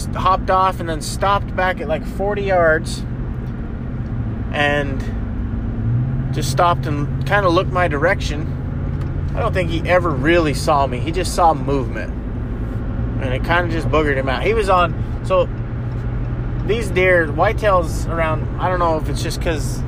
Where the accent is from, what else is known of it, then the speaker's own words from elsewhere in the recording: Utah, United States; I'm from Utah, where you could jump across most of the rivers